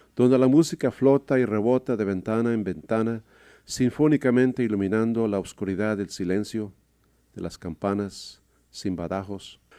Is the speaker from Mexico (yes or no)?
yes; Mexico City, Mexico; now in Seattle area, United States; Nací en la Ciudad de México hace casi 63 años